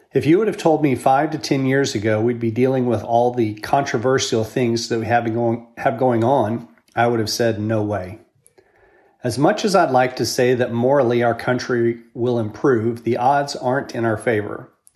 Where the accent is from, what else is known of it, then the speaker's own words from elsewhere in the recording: United States; I'm proud to be an American